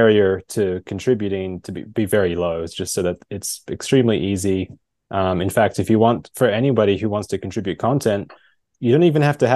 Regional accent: Australia; also born or lived in California; now in Ohio, United States; I was actually born and raised in Australia and moved to California and now based in Ohio

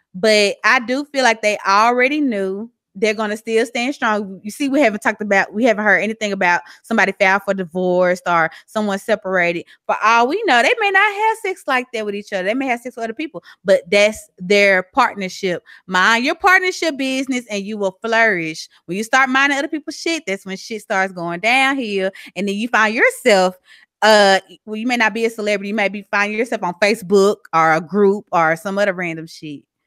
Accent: Mississippi, United States; accent: southern; moved away as an adult; now in Texas, United States; I have a very southern accent. I'm from Mississippi. I've been living in Texas for a year and some change.

